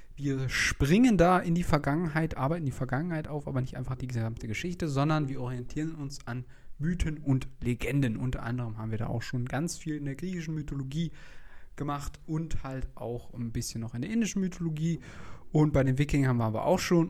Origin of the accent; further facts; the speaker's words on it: Germany; als Deutsche